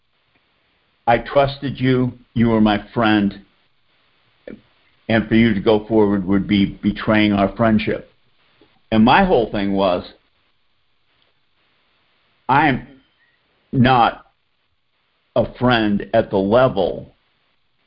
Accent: Boston, Massachusetts, United States; now in Atlanta, United States; I grew up in Boston, so I'm a Celtics, Red Sox, Patriots, Bruins fan.

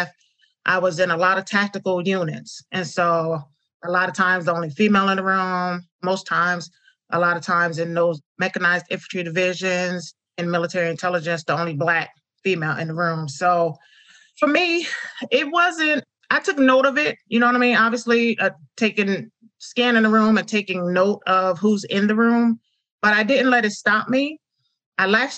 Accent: upstate New York, United States; moved away as an adult; Being from upstate New York

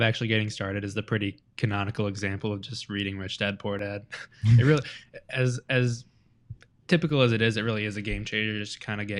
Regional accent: Bad Axe, Michigan, United States; We're all from Bad Axe, Michigan, up in the thumb.

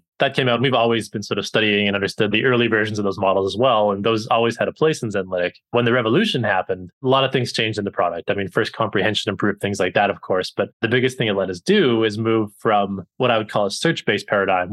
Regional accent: Canada; moved away as an adult; also born or lived in United Kingdom / Boston / New York; now in United States; I'm originally from Canada

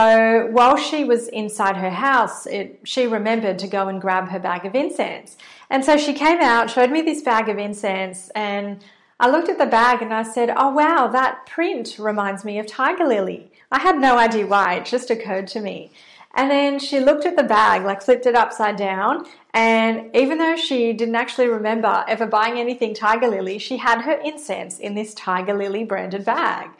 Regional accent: Australia; accent: Australian; I'm based in Australia, in case you can't tell from my accent.

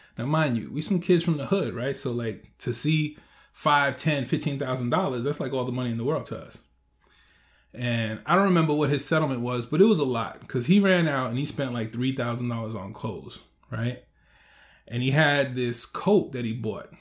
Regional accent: New York, United States; when I was growing up in New York

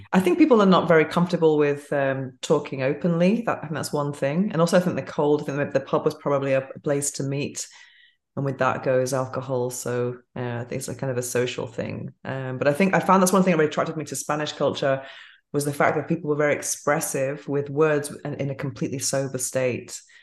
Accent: England, United Kingdom; moved away

